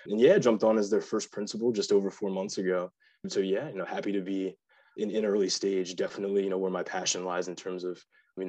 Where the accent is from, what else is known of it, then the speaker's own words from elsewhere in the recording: Virginia, United States; also born or lived in North Carolina; We bounced around every 2 to 4 years, but spent most of my time growing up in Virginia and North Carolina. Graduated from Chantilly High School in Northern Virginia before attending Penn